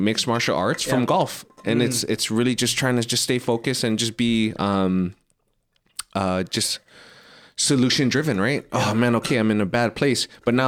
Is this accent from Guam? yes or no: yes; Guam; growing up in the islands, man, growing up in Guam, going to school